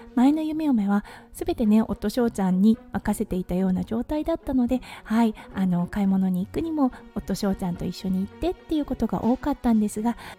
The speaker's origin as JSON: {"language": "Japanese", "country": "Japan", "tie": "born or raised there", "moved": "as an adult", "lives_now": "Australia", "said": "日本に一時帰国となります2020年の2月に帰ったきりなのではい長かったですねこんなにね自分の故郷に帰っていないのは初めてなので"}